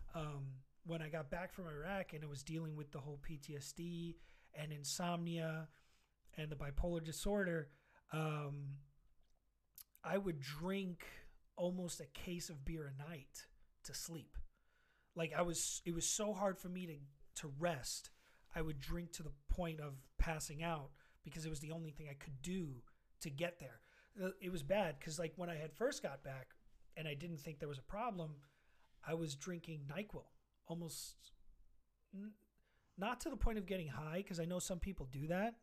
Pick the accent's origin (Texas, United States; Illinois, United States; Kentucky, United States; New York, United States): New York, United States; New York City; I'm from Queens. Mm-hmm. So I, I felt really proud of just being from Queens